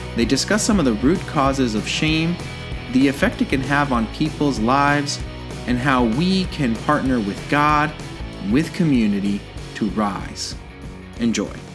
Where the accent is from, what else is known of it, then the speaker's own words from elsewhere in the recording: Puerto Rico; I'm from Puerto Rico and in our culture uh, uh, at least when I was growing up, mental health was not something you talked about